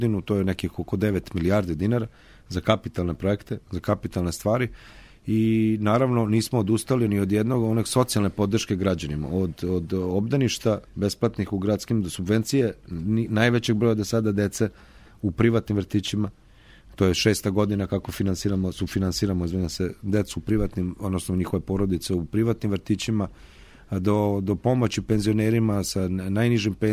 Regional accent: Novi Sad, Vojvodina, Serbia; kod nas u Novom Sadu

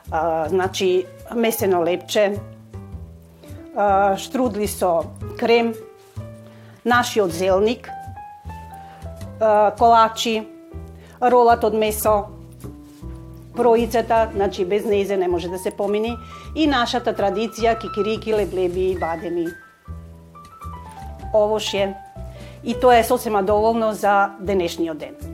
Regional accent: Skopje, North Macedonia; also born or lived in Ohrid; now in Petrovaradin, Serbia; потекнувам од Македонија. Родена сум во Охрид, али од 4 години сум во Скопје. Моите родители се преселија во Скопје, затоа што татко ми беше полицаец и имаше работа во Скопје.

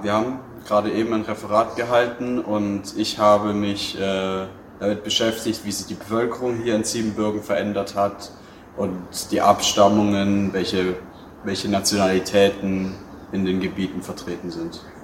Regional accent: Ludwigsburg, Baden-Württemberg, Germany; ich komme aus Ludwigsburg

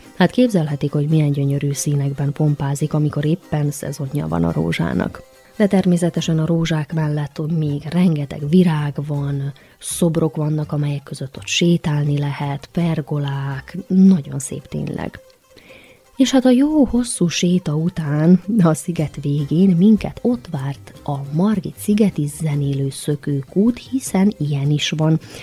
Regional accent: Erzsébetlak, Vojvodina, Serbia; now in Novi Sad, Serbia; Bánátba, a nagybecskerek melletti Erzsébet lakra, szülőfalumba, majd onnan visszatértünk Újvidékre haza

